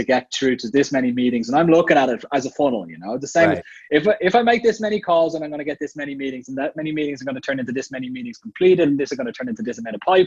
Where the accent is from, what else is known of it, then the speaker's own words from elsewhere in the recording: Ireland; moved away as an adult; also born or lived in Dublin / Vienna, Austria; I grew up in Ireland